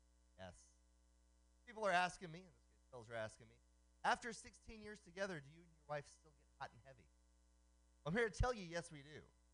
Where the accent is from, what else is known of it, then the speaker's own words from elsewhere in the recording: Oakland, California, United States; known by a nickname on the street growing up in Oakland.